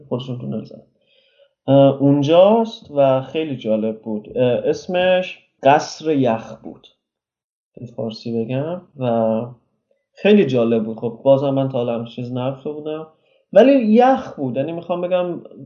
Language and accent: Persian; Mashhad, Razavi Khorasan, Iran; moved away as an adult; also born or lived in Tehran; now in Netherlands; ما خودمون تهران زندگی کردیم ولی من بچه مشهدم من از 19 سالگیم تقریبا تهران بودم